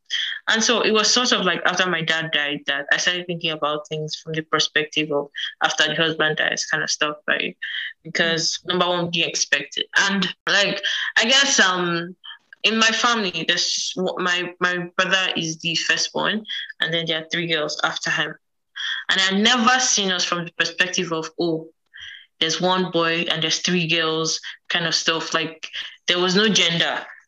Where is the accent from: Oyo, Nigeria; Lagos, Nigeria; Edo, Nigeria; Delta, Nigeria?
Edo, Nigeria; From Edo.